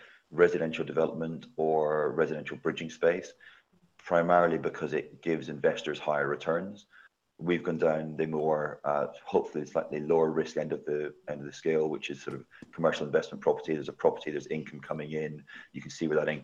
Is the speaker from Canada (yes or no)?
no; Scotland, United Kingdom; I'm Scottish, so I should be lending in my home country.